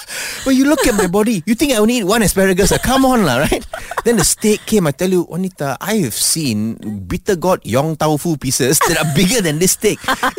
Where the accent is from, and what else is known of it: Malaysia